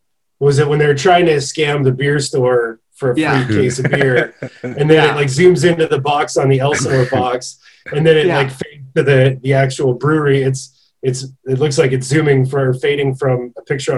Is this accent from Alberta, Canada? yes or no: yes; Alberta, Canada; moved away; I grew up in Alberta